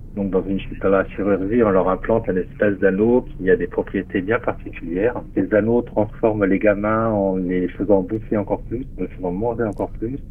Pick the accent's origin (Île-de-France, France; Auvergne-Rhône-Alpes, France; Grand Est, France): Grand Est, France; Metz; ça se passe en Lorraine, à Metz. Hein. C'est ma ville natale, là où je suis né